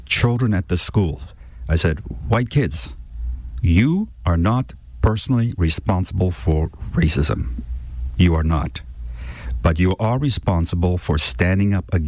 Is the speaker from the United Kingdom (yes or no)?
no; South Africa; now in Vancouver, Canada; I was born in South Africa